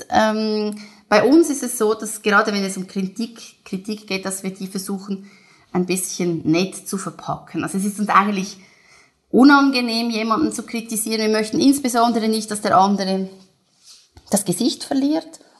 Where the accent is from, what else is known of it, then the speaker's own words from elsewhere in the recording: Switzerland; dass man wirklich als Schweizer auch oft ein bisschen zwischen den Zeilen spricht.